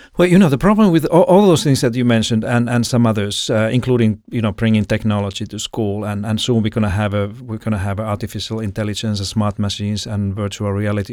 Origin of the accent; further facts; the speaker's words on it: Finland; moved away as an adult; now in Sydney, Australia; I'm from Finland originally